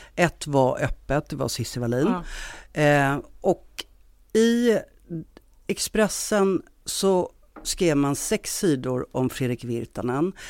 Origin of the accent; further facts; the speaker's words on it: Stockholm, Stockholm County, Sweden; moved away as an adult; now in Gothenburg, Sweden; Jag är från Stockholm, men jag har bott i Göteborg ganska många år nu